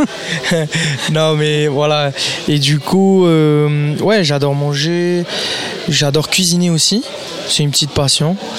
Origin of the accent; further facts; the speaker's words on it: French Polynesia; chez moi à Tahiti devant toute ma famille